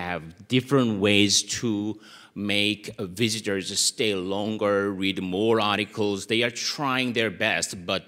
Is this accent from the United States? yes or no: no; South Korea; English is a second language; I'm from South Korea.